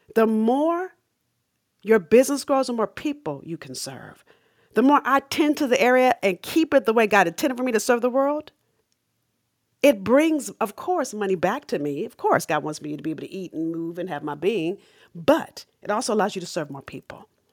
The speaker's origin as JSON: {"language": "English", "town": "Los Angeles", "region": "California", "country": "United States", "tie": "born or raised there", "also_born_or_lived": "Massachusetts", "moved": "as an adult", "said": "I grew up in South Central L A."}